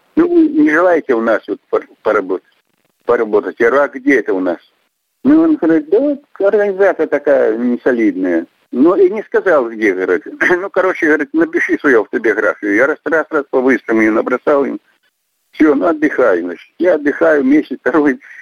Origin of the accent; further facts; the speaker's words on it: Nizhnyaya Toshchitsa, Bykhov District, Mogilev Region, Belarus; moved away as an adult; also born or lived in Tomsk, Russia; now in Omsk, Russia; я родился в Республике Беларусь, Могилевской области, Выховский район, деревня Нижняя Тощица